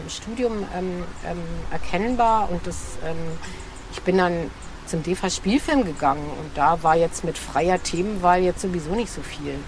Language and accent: German; Germany; DDR ist ähm, einfach das Land, in dem ich geboren bin